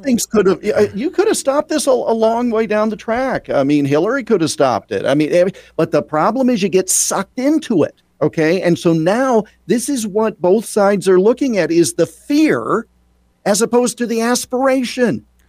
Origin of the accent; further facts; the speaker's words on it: Iowa, United States; as a native Iowan and a huge honk for my home state